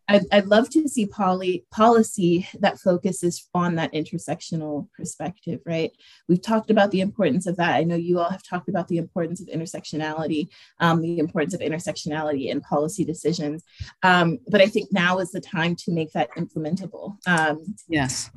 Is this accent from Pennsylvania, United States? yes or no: yes; Erie, Pennsylvania, United States; also born or lived in Pittsburgh; I was born and raised here in Erie